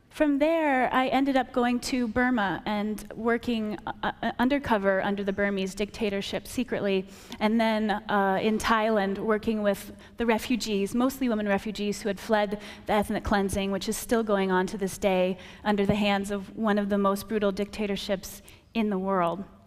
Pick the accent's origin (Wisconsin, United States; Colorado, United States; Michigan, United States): Wisconsin, United States; rural; I grew up in Wisconsin, rural Wisconsin, and I was homeschooled